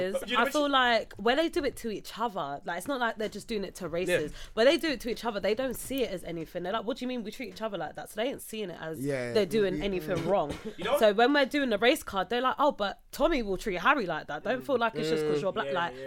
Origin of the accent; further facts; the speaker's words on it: London, United Kingdom; I'm from Izzeton as well